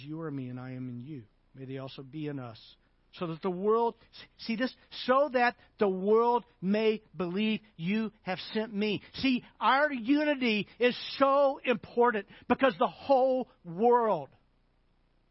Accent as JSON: {"language": "English", "region": "Arkansas", "country": "United States", "said": "I'm from Arkansas"}